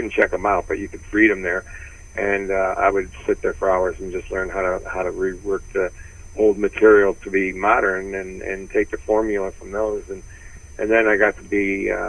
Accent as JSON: {"language": "English", "town": "Detroit", "region": "Michigan", "country": "United States", "said": "I was from Detroit."}